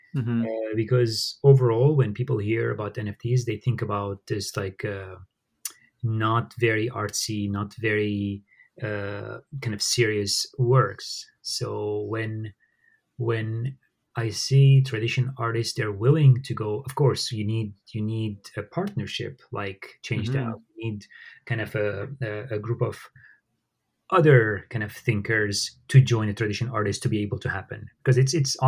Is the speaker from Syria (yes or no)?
yes; Syria; moved away; growing up in Syria, I witnessed how, you know, my neighbors, they were Arabs and they were Assyrians, they're Armenians like me